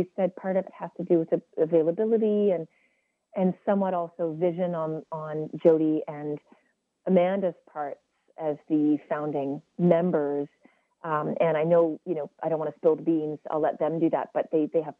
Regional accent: West Coast, British Columbia, Canada; We're both from the West Coast

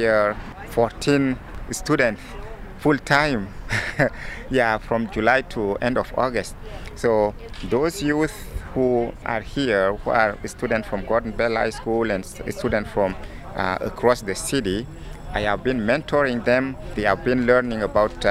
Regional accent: Chad; now in Winnipeg, Canada; coming from war-torn country and had lived civil wars throughout my childhood. I come from Chad, which is a country in Central Africa

